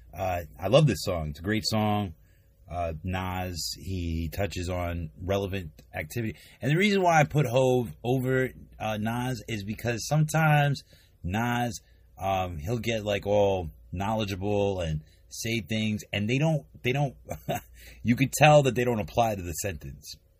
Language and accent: English; East Coast, United States; I'm from the East Coast